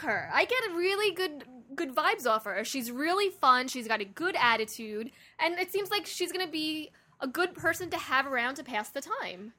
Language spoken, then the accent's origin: English; New York, United States; we're from New York